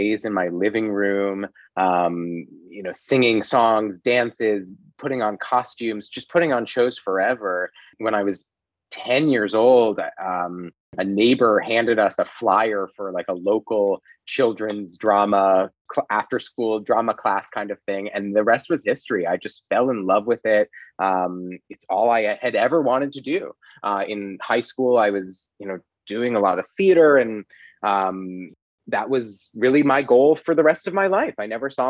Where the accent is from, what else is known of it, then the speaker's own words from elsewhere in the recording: Los Angeles, California, United States; also born or lived in Boston; I grew up in Los Angeles